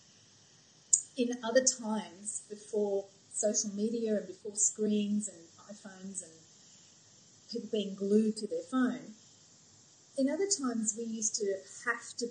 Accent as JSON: {"language": "English", "country": "Australia", "also_born_or_lived": "United States", "moved": "as an adult", "said": "I'm from Australia, but when I lived in America"}